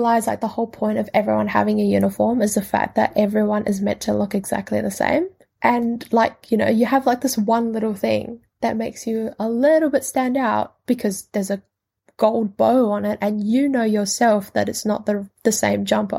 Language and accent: English; New Zealand; also born or lived in Indonesia; Saying that I am an Indonesian-born Kiwi means that I am accepting, and I love the fact that I am Indonesian and that I got to live in New Zealand for a majority of my life.